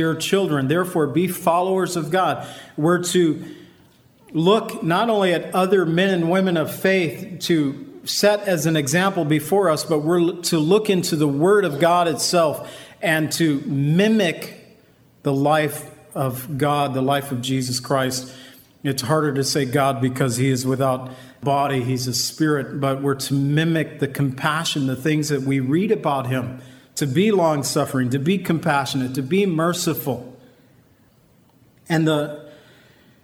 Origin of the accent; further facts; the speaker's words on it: Waukegan, Illinois, United States; I was raised around Waukegan